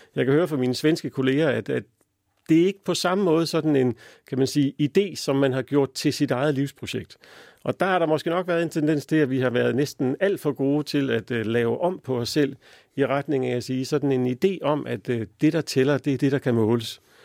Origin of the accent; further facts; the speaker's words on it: Denmark; som danskere